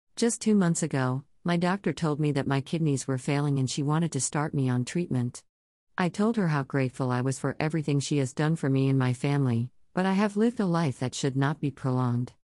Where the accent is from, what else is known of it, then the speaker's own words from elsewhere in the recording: Toronto, Ontario, Canada; moved away as an adult; I was born and raised in Toronto, Ontario, but moved around Canada a lot looking for a better life for my family.